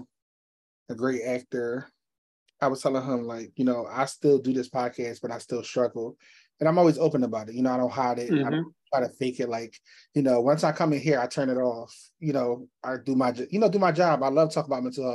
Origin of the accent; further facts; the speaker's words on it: Philadelphia, Pennsylvania, United States; I'm from Philly